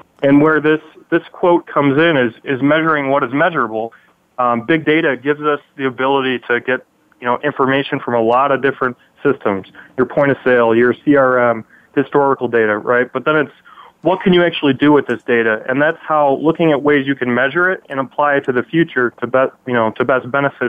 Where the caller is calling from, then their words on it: Chicago, Illinois, United States; Calling from Chicago, Illinois.